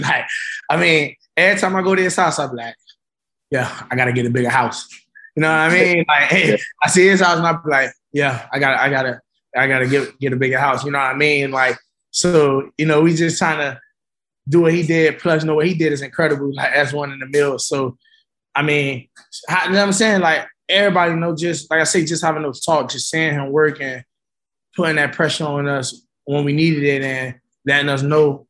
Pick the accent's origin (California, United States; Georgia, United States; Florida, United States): Florida, United States; Coconut Grove; Man, it was straight, you know. Like, you know, it was easy to fall off track, you know, if you took the wrong path or hung with the wrong crowd.